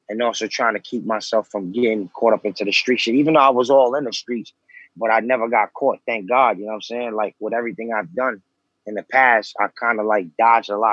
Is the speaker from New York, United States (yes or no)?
yes; New York City, New York, United States; also born or lived in Lower East Side, New York; I'm from Far Rockaway. I was born out there. You know what I'm saying? Growing up in Rockaway was pretty tough